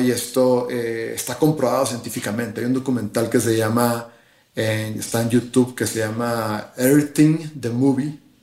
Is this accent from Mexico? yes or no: yes; Sonora Desert, Mexico; Yo soy del desierto de Sonora